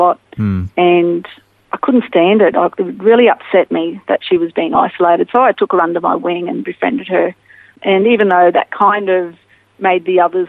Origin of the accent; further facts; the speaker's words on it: Townsville, Queensland, Australia; also born or lived in Mackay, Queensland; I was born in Mackay, but I moved to Townsville. So Mackay's in North Queensland, but Townsville's about 4 hours drive north of there. And we moved there when I was 7 months old. And I grew up there